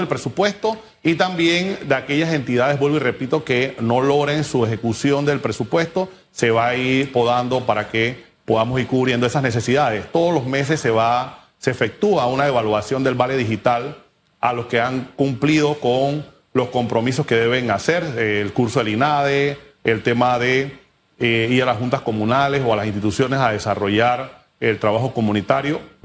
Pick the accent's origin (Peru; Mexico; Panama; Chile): Panama; todos como panameños debemos asumir esa responsabilidad